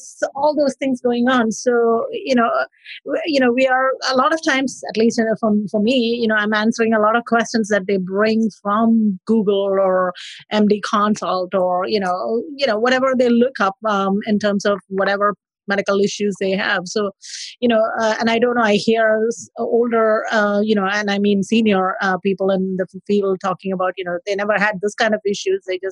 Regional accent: India; now in New Orleans, United States; I'm originally from India. I am currently practicing in New Orleans.

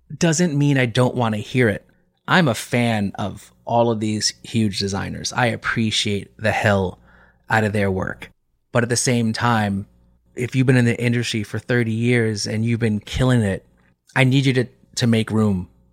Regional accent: New York, United States

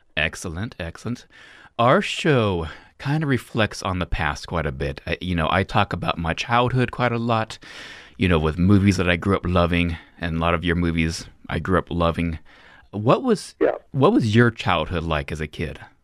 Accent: Reno, Nevada, United States; I'm from Reno, Nevada, so gambling was everywhere

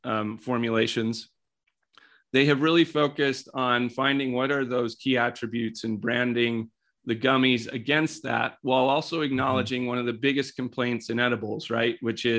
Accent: Colorado, United States; So if we take some consumer brand type things in my home state of Colorado

